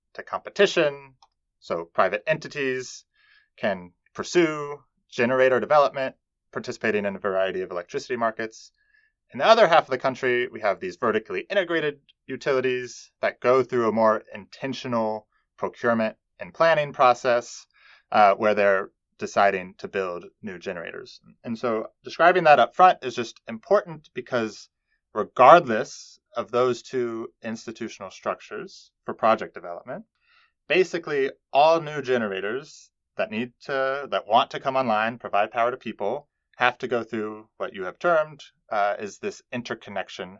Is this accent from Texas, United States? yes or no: yes; Texas, United States; I grew up in Texas